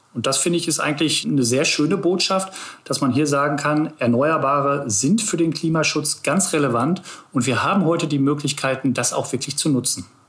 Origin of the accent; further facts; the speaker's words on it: Ruhr area, North Rhine-Westphalia, Germany; now in Hamburg, Germany; ich bin eigentlich ein Kind des Ruhrgebiets. Das heißt, ich bin wirklich zwischen ja, zwischen Kohlekraftwerken, zwischen Zechen aufgewachsen